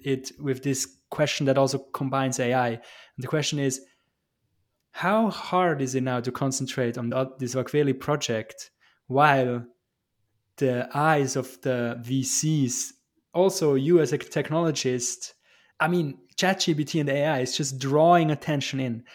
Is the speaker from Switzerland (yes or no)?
yes; Switzerland; we at the Swiss, we always have a little bit of trouble to kind of brag about our achievements